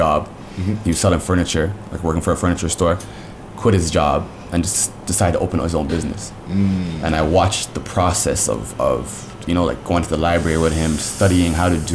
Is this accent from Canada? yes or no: yes; London, Ontario, Canada; moved away as an adult; now in Toronto, Canada; I'm actually not from here, so I'm from London, Ontario originally